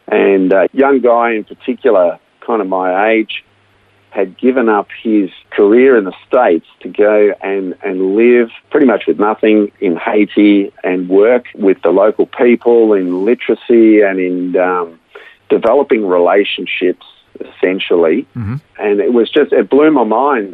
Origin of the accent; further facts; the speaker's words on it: Melbourne, Victoria, Australia; I was born right here in Melbourne and uh, raised in a, in a Christian family to Dutch migrant parents